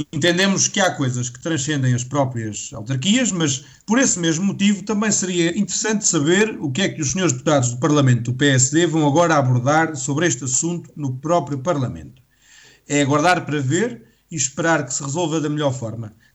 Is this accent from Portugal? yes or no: yes; Vagos, Centro, Portugal; sou de Vagos